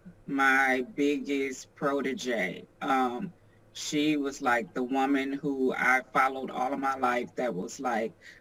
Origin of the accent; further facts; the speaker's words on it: Detroit, Michigan, United States; also born or lived in Chicago, Illinois; Born in Chicago, then migrated to Detroit when I was about 10.